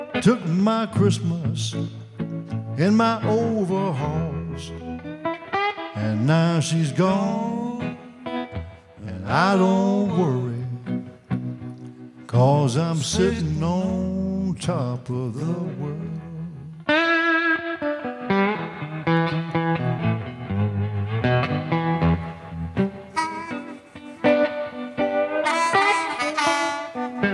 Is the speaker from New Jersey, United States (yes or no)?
no; Memphis, Tennessee, United States; growing up in Memphis